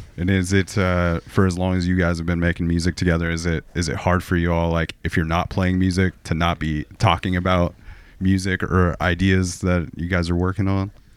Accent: Portland, Oregon, United States; my hometown of, of Portland, Oregon

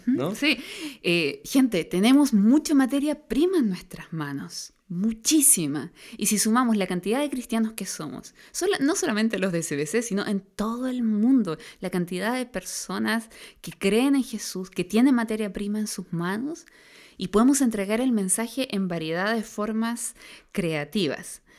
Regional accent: Concepción, Biobío, Chile; Nosotros vivimos en una cultura chilena y más específicamente los que somos aquí de Conce, una cultura penquista

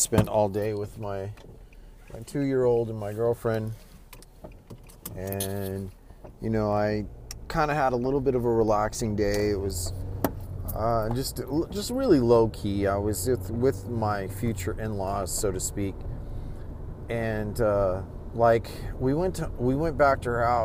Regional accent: Stockton, California, United States; my hometown in Stockton.

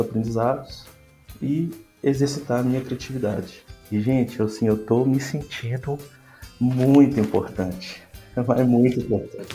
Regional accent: Minas Gerais, Brazil; sou mineiro.

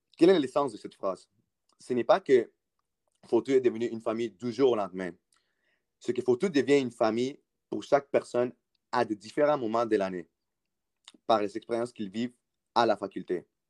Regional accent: South Shore of Montreal, Quebec, Canada; moved away as an adult; also born or lived in Peru; now in Ottawa, Canada; je suis né au Pérou. J'ai immigré au Canada à l'âge de 11 ans avec mes parents et mon frère. J'ai grandi à la rive sud de Montréal

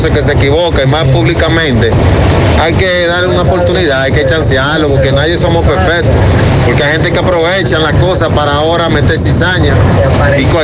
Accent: Dominican Republic; pero yo soy dominicano, … era, era lo mejor que tenía República Dominicana en el merengue.

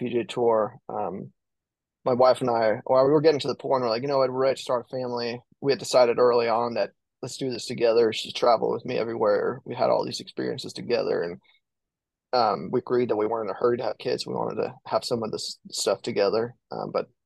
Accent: Denmark; moved away as an adult; also born or lived in Arkansas; now in United States; growing up in Denmark

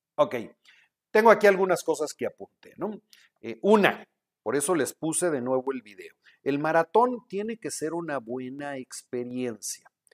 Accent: Guadalajara, Jalisco, Mexico; now in Monterrey, Mexico; vivo en Monterrey, pero soy de Guadalajara

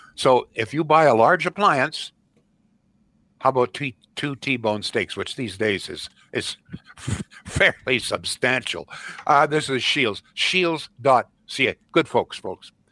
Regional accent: Canada

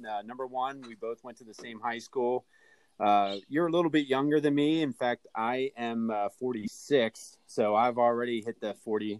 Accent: Northern Lebanon, Lebanon County, Pennsylvania, United States; we're both from Northern Lebanon

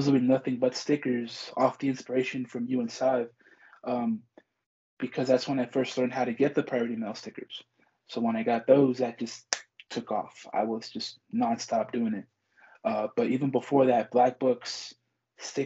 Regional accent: Compton, California, United States; I was born and raised in Los Angeles. Like, that's where I was from. I'm born and raised there. Compton specifically

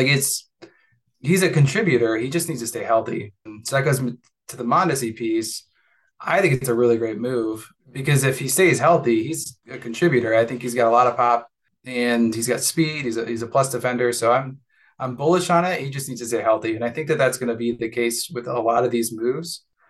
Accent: Omaha, Nebraska, United States; I'm from Omaha. We don't have anyone really local.

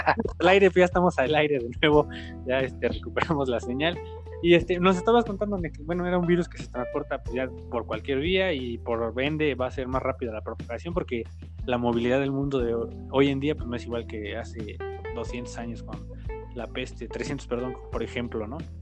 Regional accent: Tultitlán, State of Mexico, Mexico; yo soy tu vecino, soy de Tultitlán

